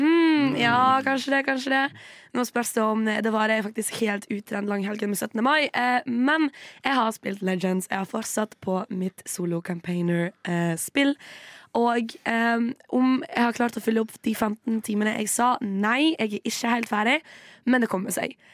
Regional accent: Western Norway, Norway; now in Oslo, Norway; som en vestlending

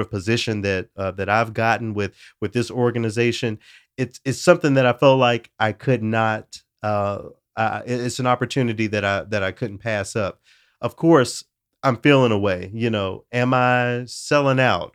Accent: Tennessee, United States; it shouts out my home state.

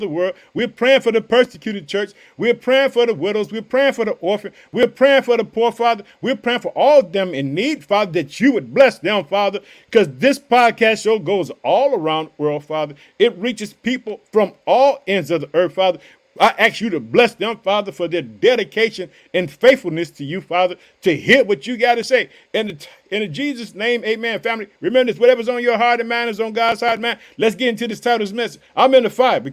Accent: Illinois, United States; also born or lived in Chicago; the state of Illinois, my hometown. I reside in the city of Chicago.

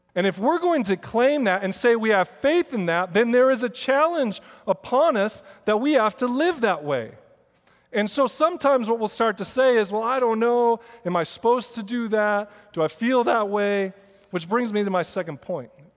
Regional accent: Seattle, Washington, United States; I grew up in Seattle

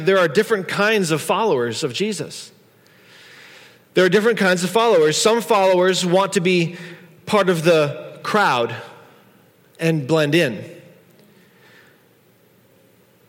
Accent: United States; we're from America

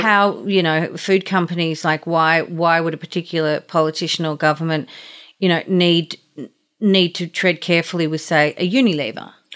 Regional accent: Australia; as an Australian

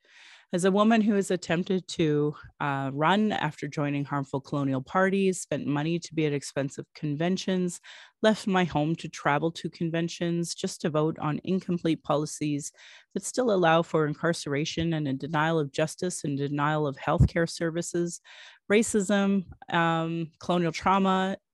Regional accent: Calgary, Alberta, Canada; I was born in Calgary, or in Blackfoot Mokinstis, as … an English name which has afforded me privilege in an English colonial world. My mother is Northern Slavey Dene, or Satu Dene, but my Indian Act Imposed status card by the Canadian government says Yellowknives Dene.

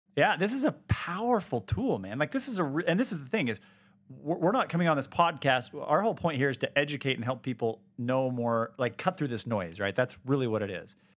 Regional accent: Utah, United States; born and raised here in Utah.

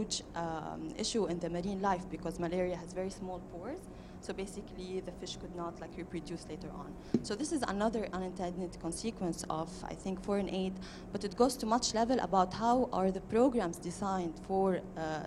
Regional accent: Lebanon; moved away; I'm from Lebanon

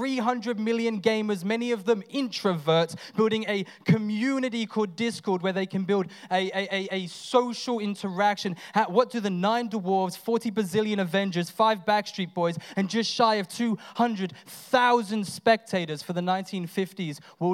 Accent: England, United Kingdom; now in Australia; I'm English

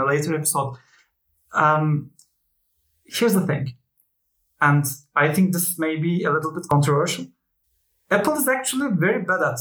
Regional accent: Turkey; I am a Turk

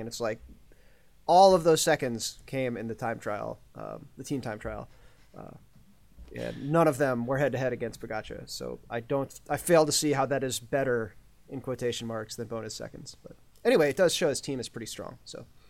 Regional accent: United States; as an American

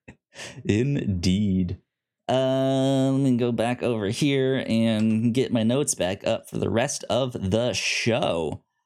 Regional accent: United States; me as an American

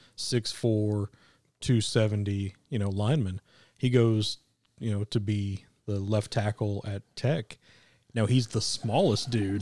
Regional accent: Kansas City, Missouri, United States; now in Arkansas, United States; I grew up in Kansas City. It's flat.

